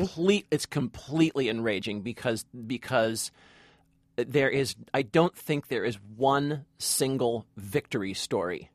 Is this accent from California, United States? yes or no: yes; Long Beach, California, United States; in my hometown, by the way. This is all filmed in Long Beach, California